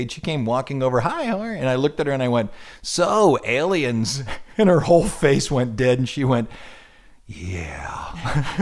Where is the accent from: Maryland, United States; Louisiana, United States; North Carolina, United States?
Louisiana, United States; New Orleans; New Orleans